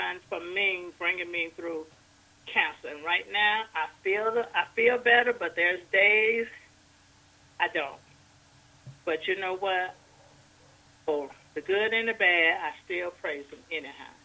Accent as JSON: {"language": "English", "town": "DeKalb", "region": "Mississippi", "country": "United States", "moved": "yes", "lives_now": "Covington, United States", "said": "I'm originally from DeKalb, Mississippi, and I live in Covington, Georgia"}